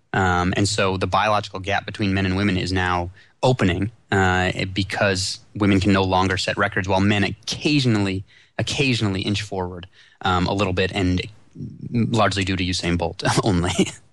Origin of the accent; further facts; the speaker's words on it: Chicago, Illinois, United States; I grew up in Chicago